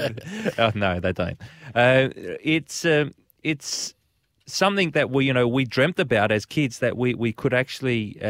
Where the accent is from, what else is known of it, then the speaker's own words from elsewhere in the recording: Adelaide, South Australia, Australia; We growing up in Adelaide, you know, our dream was not only to play, you know, for the Socceroos, play in the World Cup, play football at a professional level